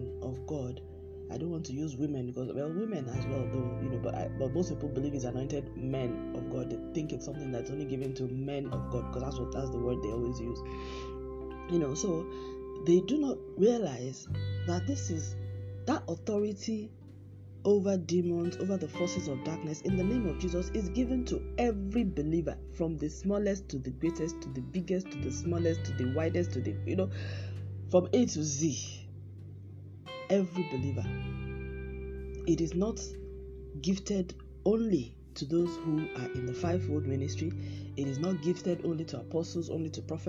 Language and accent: English; Nigeria; I'm speaking from the Nigerian example